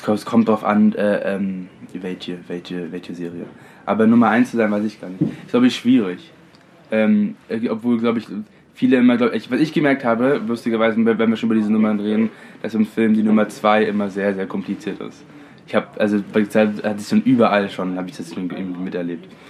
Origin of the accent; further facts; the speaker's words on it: London, United Kingdom; now in Germany; Ich bin in London aufgewachsen